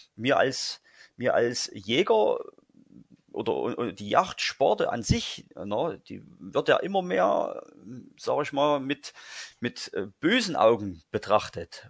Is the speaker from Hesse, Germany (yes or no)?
no; Saxony, Germany; bei uns in Sachsen